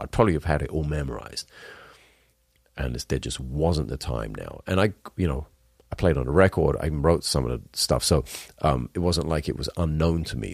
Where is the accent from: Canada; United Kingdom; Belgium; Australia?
United Kingdom; Wales; I'm Welsh.